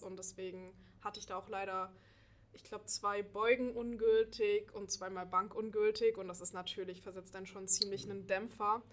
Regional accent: Dresden, Saxony, Germany; moved away as an adult; now in Göttingen, Germany; ich komme ursprünglich aus Dresden und bin vor einem Jahr nach Göttingen gezogen für das Studium

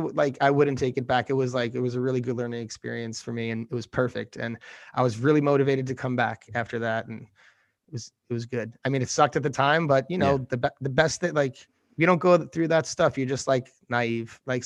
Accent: New York City, New York, United States; especially as like a New Yorker where you're just like, oh, I gotta do this, I gotta do that.

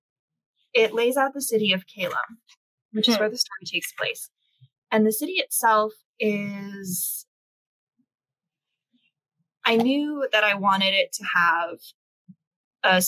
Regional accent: United States; now in South Korea; I'm not an American

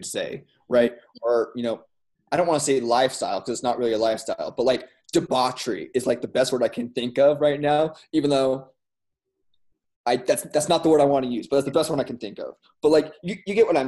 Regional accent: Las Vegas, Nevada, United States; also born or lived in Redondo Beach, California; I grew up here. Not born here, but I grew up here for the most part

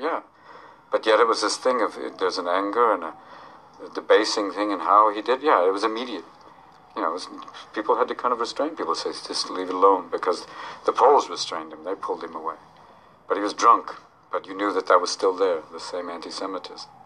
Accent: United States; as an American

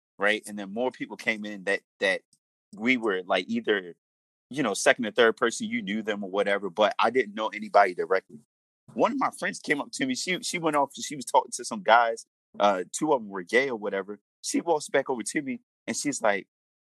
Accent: Baltimore, Maryland, United States; growing up in Baltimore.

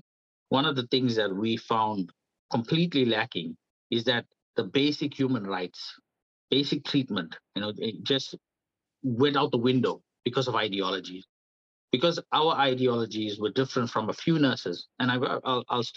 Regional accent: South Africa; moved away as an adult; now in New Zealand; I'm from South Africa. I was born at a time where it was apartheid government

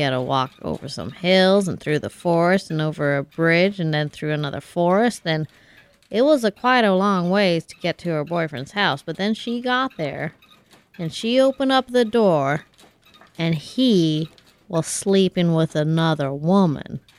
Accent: Kansas, United States; Did I tell you that I'm from Kansas?

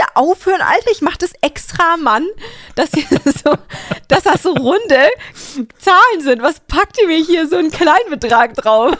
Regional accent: Germany; weil ich Deutsch bin

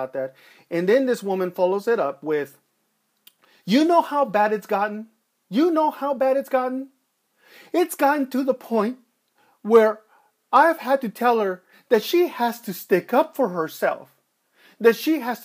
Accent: Los Angeles, California, United States; I grew up in East LA. I grew up, you know, in a rough part of time, and I grew up there during the 1980s

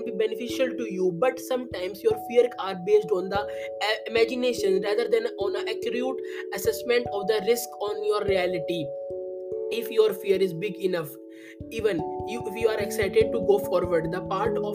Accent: India; I am from India

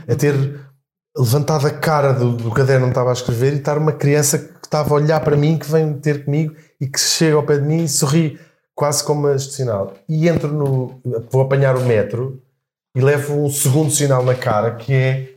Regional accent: Portugal; moved away as an adult; also born or lived in London; Já saímos de Portugal, fomos para Londres

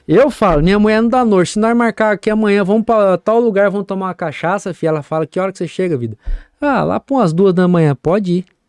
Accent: Campo Grande, Mato Grosso do Sul, Brazil; Eu sou sumatogrossense, eu nasci nessa terra

